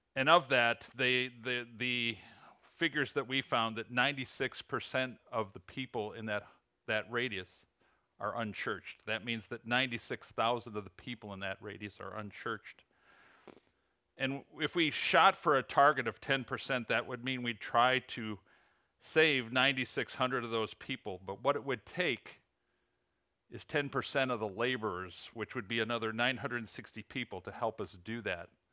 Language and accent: English; Illinois, United States; accent: Illinois; moved away as an adult; also born or lived in Plainfield, Illinois; now in Huntington, West Virginia, United States; my Illinois accent.